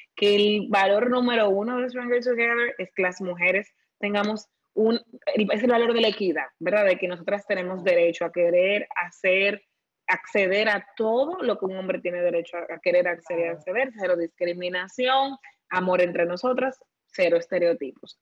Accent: Dominican Republic; como dominicanos tenemos una riqueza

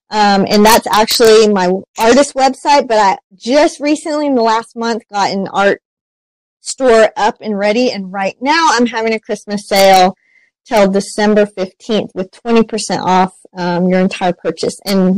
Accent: Shawnee, Oklahoma, United States; born there; I was born in Shawnee, Oklahoma, but we moved back there for a while

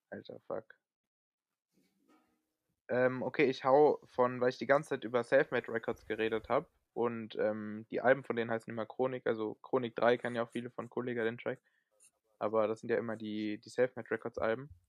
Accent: Frankfurt, Hesse, Germany; was ich auch auf jeden Fall noch sagen muss als Frankfurter, ist natürlich ….

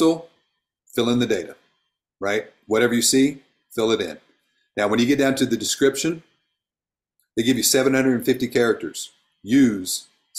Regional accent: Oklahoma, United States; I'm actually Cherokee Indian. I'm from Oklahoma.

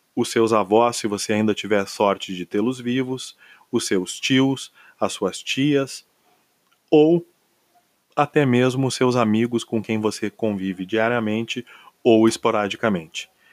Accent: Brazil; nós somos uma nação de 27 estados

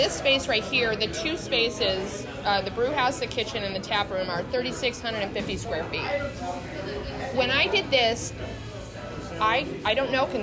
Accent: New York, United States; now in Yulee, United States; I'm originally from New York.

